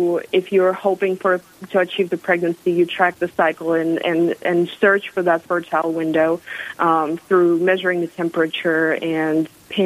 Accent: Russia; moved away as an adult; now in South Dakota, United States; I'm originally from Russia, but in August will be 10 years since I moved to America.

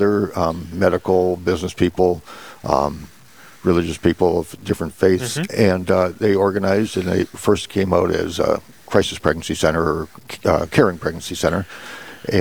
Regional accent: Fairmont, United States; also born or lived in East Coast; this is kind of my hometown. In fact, this is my church that I grew up in and school that I went to for grade school

